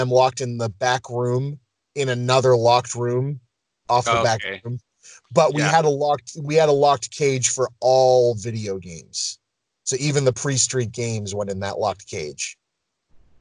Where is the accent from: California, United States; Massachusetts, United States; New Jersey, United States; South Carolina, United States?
Massachusetts, United States; Lynn; I grew up in Lynn